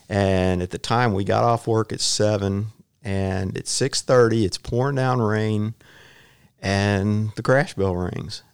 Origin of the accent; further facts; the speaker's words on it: Houston, Texas, United States; also born or lived in Saint Ann, Missouri; I grew up in Southwest Houston in Westbury